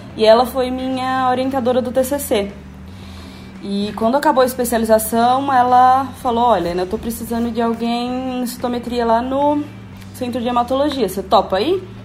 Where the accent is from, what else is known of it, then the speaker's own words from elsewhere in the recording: Natal, Rio Grande do Norte, Brazil; moved away as an adult; now in São Paulo, Brazil; sou de Natal, Rio Grande do Norte